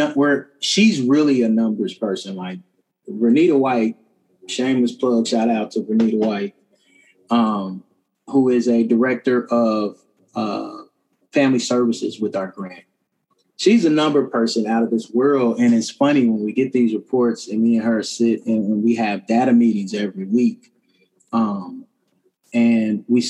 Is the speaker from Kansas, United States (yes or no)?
yes; Kansas City, Kansas, United States; I'm a graduate of Wyandotte High School. It's the best high school this side of heaven in Kansas City, Kansas